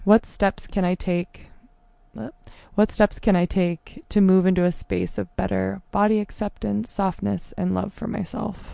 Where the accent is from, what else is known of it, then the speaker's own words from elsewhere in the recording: Rhododendron, Oregon, United States; I grew up in Rhododendron